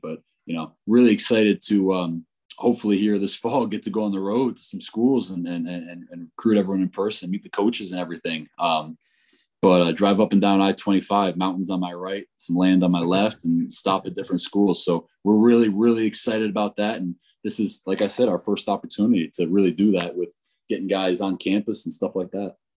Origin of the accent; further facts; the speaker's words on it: Northeast, United States; moved away as an adult; also born or lived in Florida / Ohio; now in Fort Collins, United States; I was born and raised in the Northeast